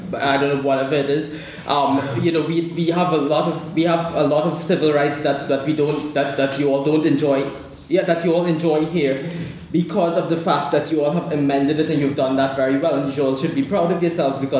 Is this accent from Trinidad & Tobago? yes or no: yes; Trinidad & Tobago; now in Belfast, United Kingdom; I come from Trinidad and Tobago